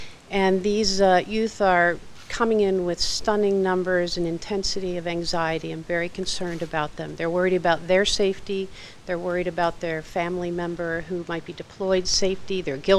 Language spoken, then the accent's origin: English; Pittsburgh, Pennsylvania, United States; now in New Hampshire, United States; I grew up in Pittsburgh, literally in Mr. Rogers' neighborhood